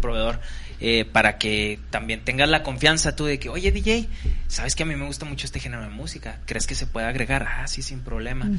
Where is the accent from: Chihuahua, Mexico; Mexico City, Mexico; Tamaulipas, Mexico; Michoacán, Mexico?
Chihuahua, Mexico; Cuauhtémoc; yo que soy de Cuauhtémoc